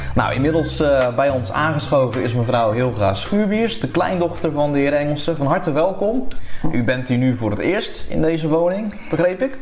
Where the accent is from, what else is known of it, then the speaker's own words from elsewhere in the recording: Krimpen aan den IJssel, South Holland, Netherlands; Ik kom inderdaad uit Krimpen aan de IJssel. Geboren en getogen.